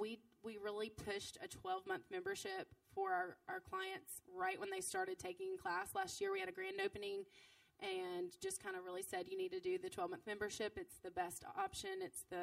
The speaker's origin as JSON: {"language": "English", "town": "Jackson", "country": "United States", "tie": "born or raised there", "also_born_or_lived": "Nashville", "said": "opening here in Jackson for sure as my hometown with roots and friends"}